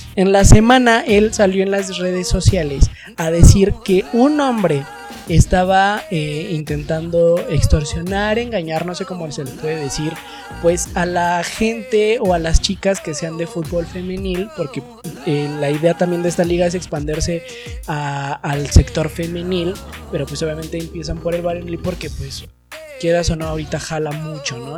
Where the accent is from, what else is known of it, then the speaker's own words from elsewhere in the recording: Mexico; nos corresponde como ciudadanos mexicanos